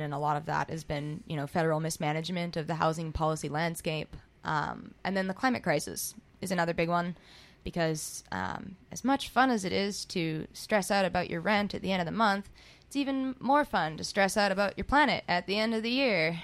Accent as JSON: {"language": "English", "town": "Squamish", "region": "British Columbia", "country": "Canada", "tie": "born or raised there", "moved": "as an adult", "lives_now": "Vancouver, Canada", "said": "I was born here in the Riding, but I moved to Squamish when I was about five. I grew up in Squamish, uh, went to school there, and then moved back here um, when I was 18 to go to school"}